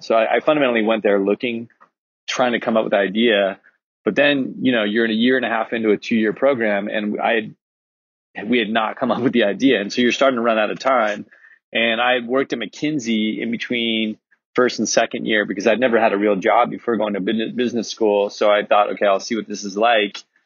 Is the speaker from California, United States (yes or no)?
yes; Laguna Niguel, California, United States; I grew up in Laguna Niguel